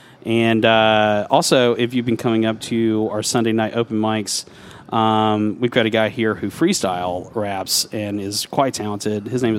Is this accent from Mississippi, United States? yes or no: yes; Mississippi, United States; moved away; I grew up in Mississippi